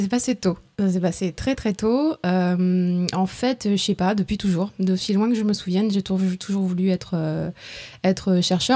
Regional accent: Strasbourg, Grand Est, France; moved away as an adult; also born or lived in Tours / Marseille / Boston; née à Tours, dans le centre de la France. après, j'ai grandi à Strasbourg

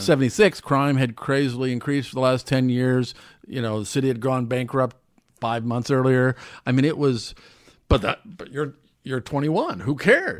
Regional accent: Omaha, Nebraska, United States; moved away as an adult; now in New York, United States; growing up in Omaha

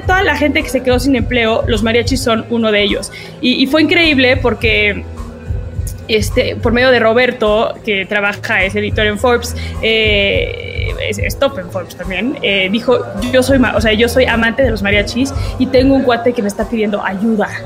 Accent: Mexico

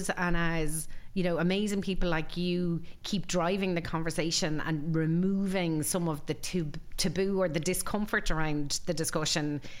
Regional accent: Galway, Connacht, Ireland; from Galway. That's an even smaller

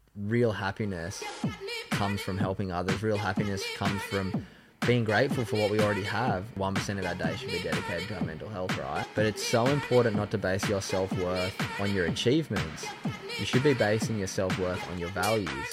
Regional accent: Sydney, New South Wales, Australia; I grew up in North Narrabeen

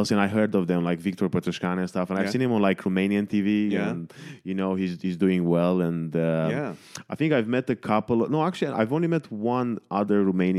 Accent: Manchester, North West England, United Kingdom; because I came from Manchester and like there were none.

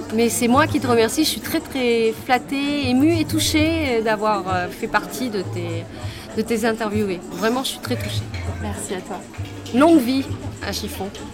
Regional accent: Pilat, Nouvelle-Aquitaine, France; now in Bordeaux, France; je suis née au Pilat

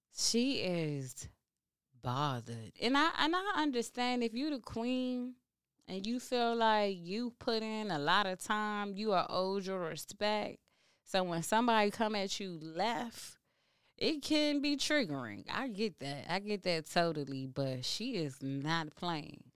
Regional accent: Washington, District of Columbia, United States; I'm from DC. I'm from the South Side.

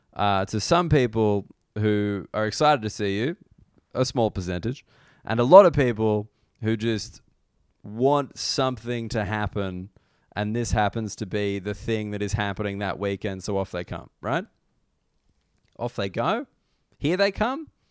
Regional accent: Australia; I'm an Australian person

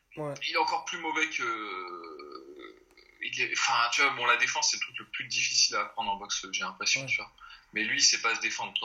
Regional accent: France; on est français

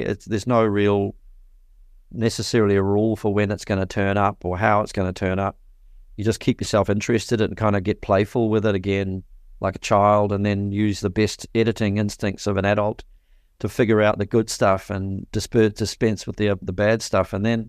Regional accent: Te Awamutu, Waikato, New Zealand; Where I grew up in Te Awamutu, in the Waikato in New Zealand, there was really hardly any bands at all.

